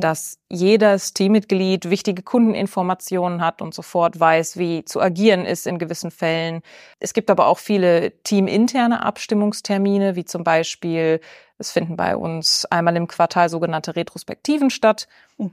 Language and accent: German; Bielefeld, North Rhine-Westphalia, Germany; also born or lived in Austria; als gebürtige Bielefelderin